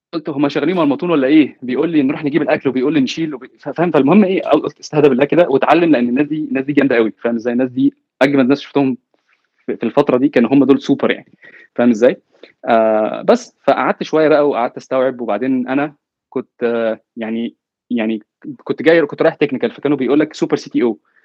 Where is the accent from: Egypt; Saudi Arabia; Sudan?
Egypt; now in Silicon Valley, United States; كواحد جاي من مصر